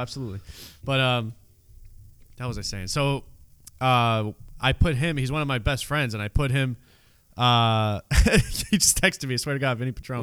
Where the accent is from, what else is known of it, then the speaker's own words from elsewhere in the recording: New York City, New York, United States; I grew up in Canarsie area, Brooklyn